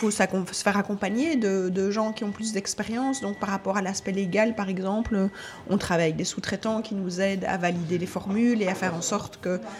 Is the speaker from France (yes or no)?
no; Charleroi, Wallonia, Belgium; moved away as an adult; now in Brussels, Belgium; J'ai moi-même 48 ans, j'habite euh, à Bruxelles depuis une vingtaine d'années, mais à l'origine je suis de Charleroi.